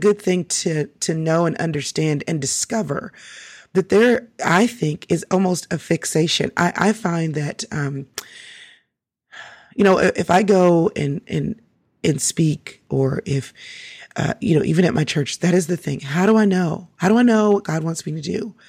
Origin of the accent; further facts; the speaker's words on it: Texas, United States; And I'm so from Texas, so we just take that to a whole other level.